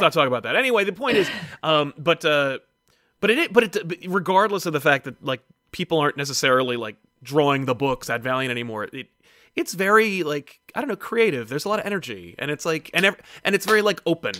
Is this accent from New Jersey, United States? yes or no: yes; New Jersey, United States; I'm from Jersey